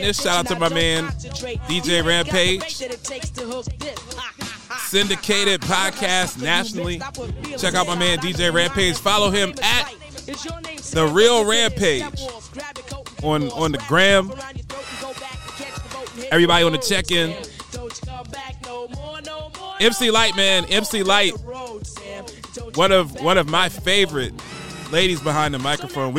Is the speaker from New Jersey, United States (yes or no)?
yes; Trenton, New Jersey, United States; Power 99, Philadelphia, PA, living in Trenton, New Jersey, picking up the Power 99 signal across the Delaware River. That's what I grew up on